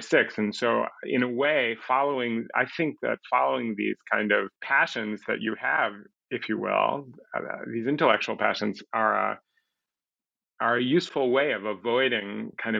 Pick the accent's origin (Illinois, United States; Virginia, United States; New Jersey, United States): Illinois, United States; Chicago; I grew up in Chicago in the 1980s